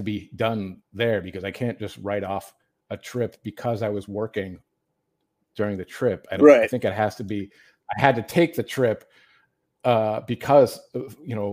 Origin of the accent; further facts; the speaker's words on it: Michigan, United States; moved away as an adult; also born or lived in Ripon, California; I grew up in Michigan and then I moved to the Central Valley